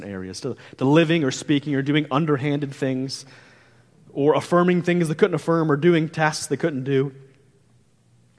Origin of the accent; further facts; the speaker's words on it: St. Louis, Missouri, United States; moved away as an adult; I'm from the Midwest, I'm from around the St. Louis area, and me and my wife, we were just like, hey, all of our family is there. Me and my wife went to high school together